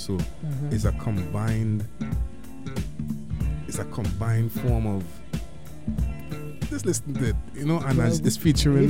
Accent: Trinidad & Tobago; also born or lived in California / Orlando, Florida; now in Portland, United States; I was born in California, raised in Trinidad and Tobago, and presently Oregon is my home, Portland to be precise.

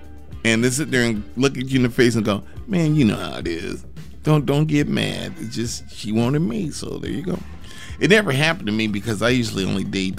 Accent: Portland, Oregon, United States; during the time I grew up here in Portland

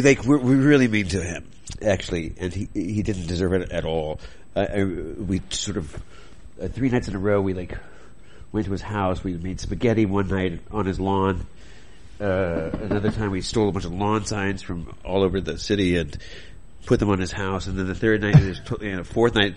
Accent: Indiana, United States; I grew up in Indiana

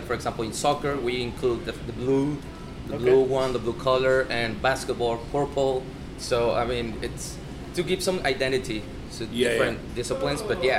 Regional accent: Mazatlán, Sinaloa, Mexico; I'm from Mazatlan and I cheer for Venados

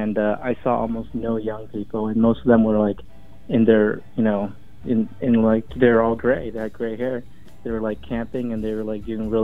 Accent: United States; also born or lived in New York City

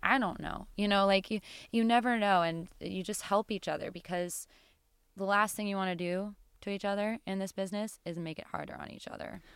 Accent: Bend, Oregon, United States; now in Seattle, United States; I grew up in Bend, and eh, which is the desert

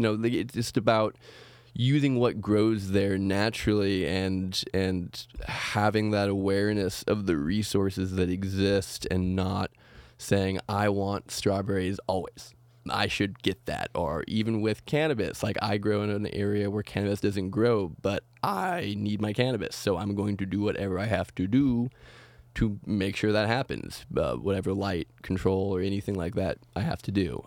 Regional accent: Oregon, United States; growing up in Oregon

